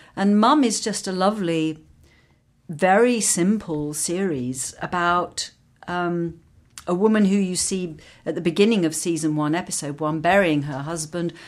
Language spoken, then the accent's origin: English; London, United Kingdom; accent: English; I grew up in London and worked in London